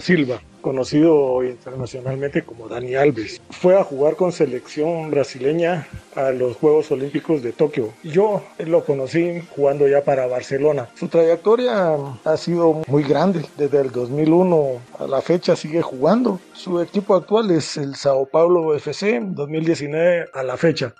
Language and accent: Spanish; Guatemala; como guatemalteco